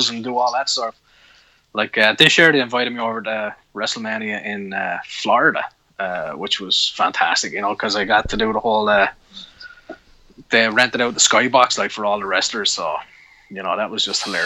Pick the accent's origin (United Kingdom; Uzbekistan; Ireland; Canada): Ireland; Wexford, Leinster; when I was a kid in Wexford